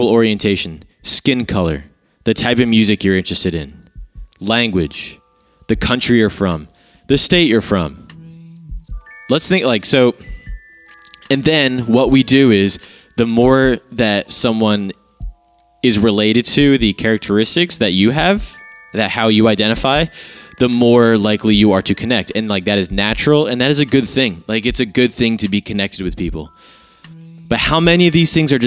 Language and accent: English; Marlton, New Jersey, United States; accent: Philly area; I'm from Marlton